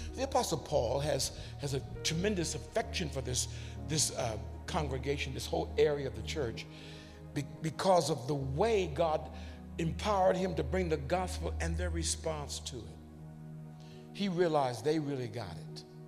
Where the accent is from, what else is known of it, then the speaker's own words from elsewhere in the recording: United States; We grew up in America